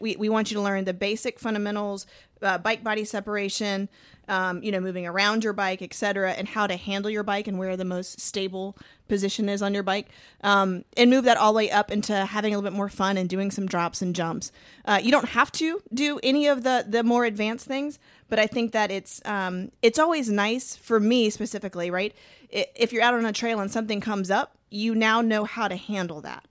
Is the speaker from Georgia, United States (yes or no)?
yes; Georgia, United States; I'm from Georgia